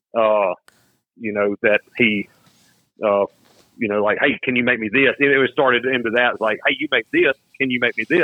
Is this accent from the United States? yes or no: yes; Louisiana, United States; I come from Louisiana and the land of Mirage